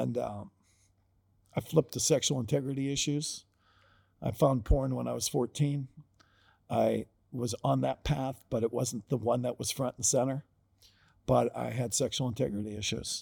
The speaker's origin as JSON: {"language": "English", "town": "Perrysburg", "region": "Ohio", "country": "United States", "tie": "born or raised there", "said": "I grew up in Perrysburg, Ohio"}